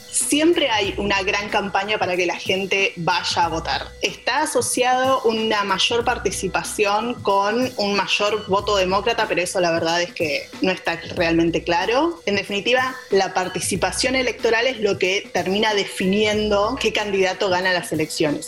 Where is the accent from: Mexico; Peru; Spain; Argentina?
Argentina; now in Washington, United States; soy periodista de Argentina, vivo en Washington, Distrito de Columbia